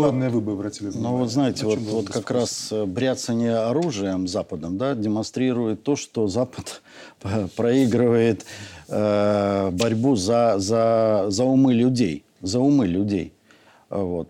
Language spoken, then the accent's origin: Russian; Belarus; мы, белорусы, единая семья